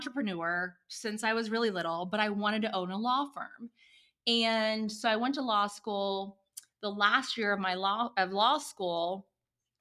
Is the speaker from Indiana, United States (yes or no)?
yes; Indiana, United States; moved away as an adult; also born or lived in Oklahoma City; I'm from Indiana originally